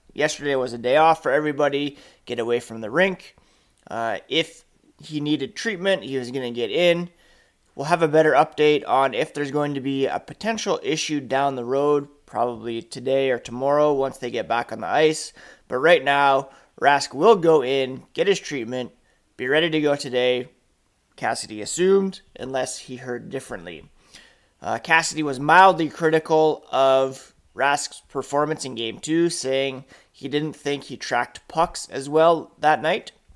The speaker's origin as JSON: {"language": "English", "town": "Ottawa", "region": "Ontario", "country": "Canada", "tie": "born or raised there", "also_born_or_lived": "Manitoba", "lives_now": "Guelph, Canada", "said": "I grew up in Ottawa"}